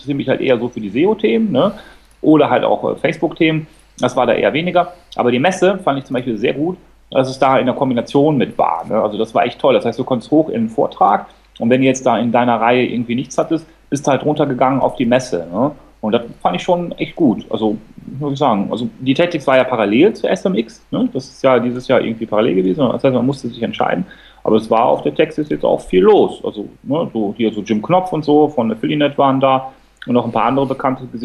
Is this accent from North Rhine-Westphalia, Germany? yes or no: yes; Cologne, North Rhine-Westphalia, Germany; Ich muss mich genau. jetzt mal auf die Seite hier von, äh, von Magen äh, schlagen als Kölner